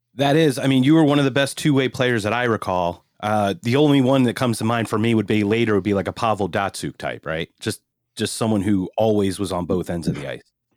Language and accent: English; Philadelphia, Pennsylvania, United States; growing up in Philadelphia